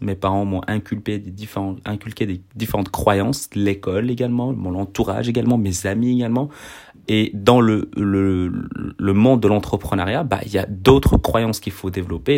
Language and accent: French; Belgium; je suis belge